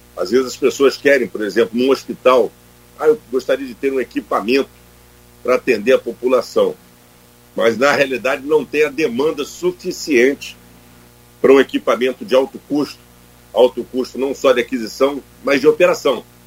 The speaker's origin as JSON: {"language": "Portuguese", "town": "Campos dos Goytacazes", "region": "Rio de Janeiro", "country": "Brazil", "tie": "born or raised there", "said": "Eu sou natural de Campos Goitacazes, é né, a nossa cidade, e nascido em 67"}